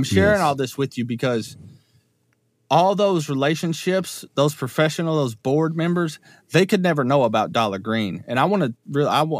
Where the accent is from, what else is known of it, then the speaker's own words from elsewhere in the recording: Richardsville, Kentucky, United States; moved away as an adult; also born or lived in Louisville, Kentucky; I'm from Richardsville, Kentucky